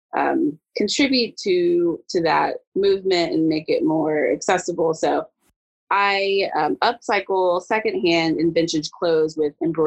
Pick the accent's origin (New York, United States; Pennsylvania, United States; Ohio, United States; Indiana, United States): Ohio, United States; Dayton; moved away as an adult; now in Lexington, United States; So I am a born and bred Ohioan. I'm from Dayton, Ohio.